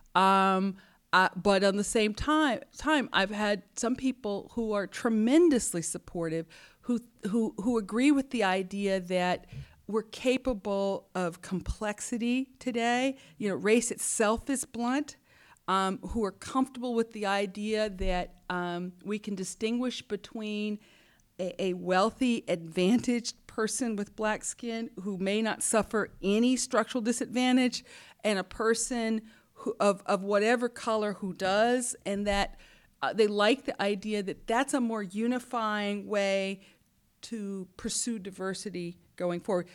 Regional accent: Huntsville, Alabama, United States; I was born in Huntsville, Alabama, uh, a place where Warner von Braun and scientists went in the sixties to help put the man on the moon. So I was surrounded by engineers.

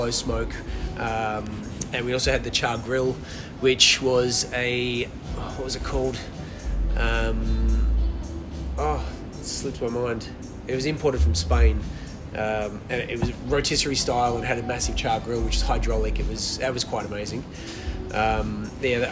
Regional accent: Melbourne, Victoria, Australia; also born or lived in Perth; growing up in Australia, when I did, it became very multicultural very quickly in the 70s and 80s. I was in the northern suburbs boy

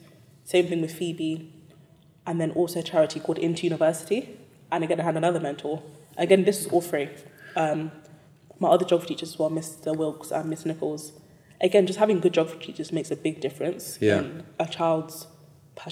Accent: London, United Kingdom; also born or lived in Cambridge / Newcastle / Silicon Valley; I'm from East London. I went to school in Hackney. I was born and raised there. East London girl through and through.

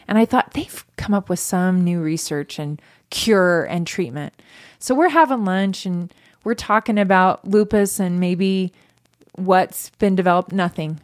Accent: Northern California, United States; also born or lived in Sacramento / Marysville / Yuba City; I grew up in Northern California

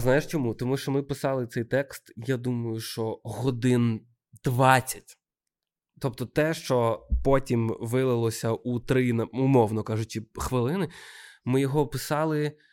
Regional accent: Odesa, Odesa Oblast, Ukraine; moved away as an adult; now in Kyiv, Ukraine; я одесит

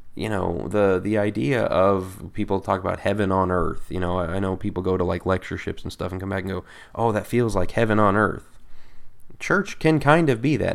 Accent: Colorado, United States; I'm from Colorado

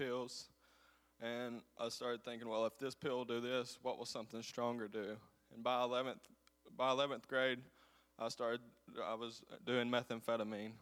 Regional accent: Coleman, United States; I'm from Coleman

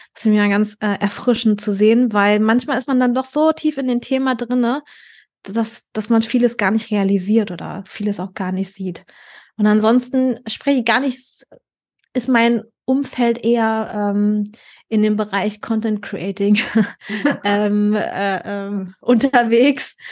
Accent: Berlin, Germany; moved away as an adult; now in Cologne, Germany; Ich bin ja Berlinerin gebürtig

